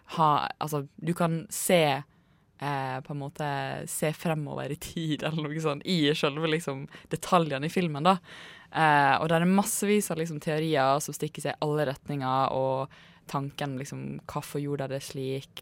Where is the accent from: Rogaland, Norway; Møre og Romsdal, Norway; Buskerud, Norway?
Møre og Romsdal, Norway; Ålesund; now in Oslo, Norway; Jeg er jo fra Ålesund